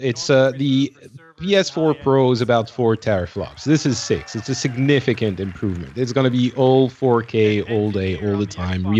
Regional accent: Lebanon; moved away; It's the Lebanese accent. You know, I was born in Lebanon.

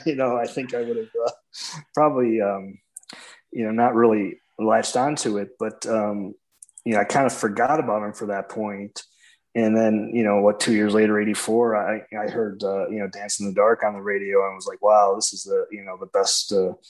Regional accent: Palos Hills, Illinois, United States; I've lived here in the south suburbs of Chicago for my whole life. So I grew up in a town called Palos Hills.

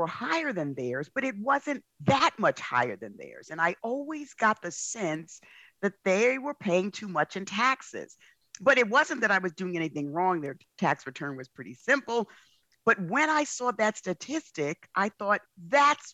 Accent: New York City, New York, United States; I grew up in the South Bronx.

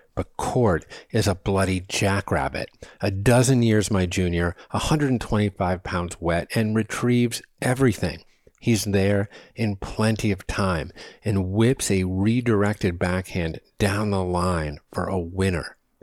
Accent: New England, United States; moved away as an adult; I grew up batting balls on the Terre Battue of New England

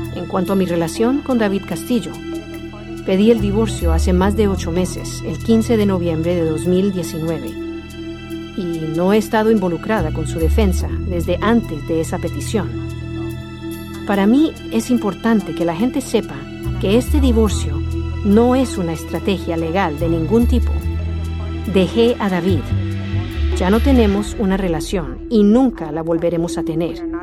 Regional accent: Honduras; yo, como mujer hondureña

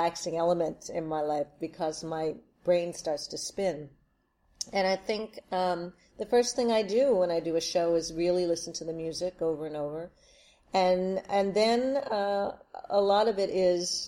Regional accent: Wilmington, Delaware, United States; I grew up in Wilmington, Delaware

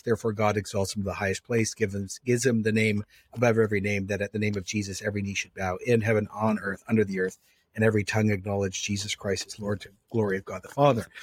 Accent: Canada

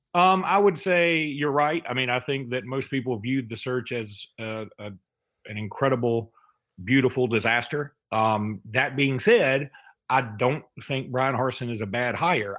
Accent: Alexander City, Alabama, United States; I'm from Alexander City

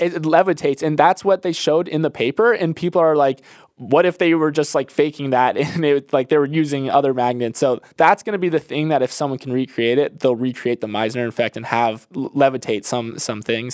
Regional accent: Florida, United States; I grew up in Florida

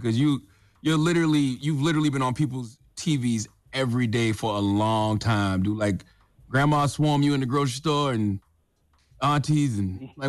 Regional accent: South Carolina, United States; I would think down south, too. That's why I grew up in South Carolina.

